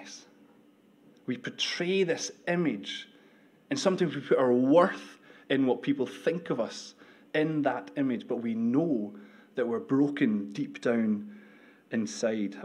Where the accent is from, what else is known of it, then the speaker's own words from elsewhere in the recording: United Kingdom; also born or lived in Edinburgh; We're British